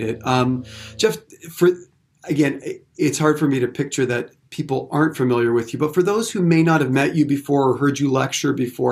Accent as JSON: {"language": "English", "town": "Windsor", "region": "Ontario", "country": "Canada", "said": "I'm originally from Windsor, Ontario, in Canada"}